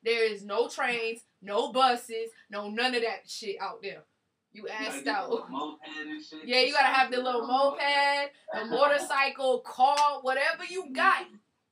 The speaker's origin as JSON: {"language": "English", "region": "New Jersey", "country": "United States", "moved": "yes", "lives_now": "Atlanta, United States", "said": "I'm from up north. I'm from Jersey"}